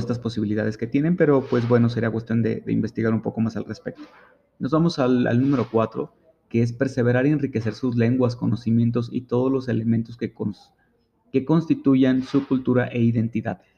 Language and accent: Spanish; Mexico; los derechos fundamentales que tenemos como mexicanos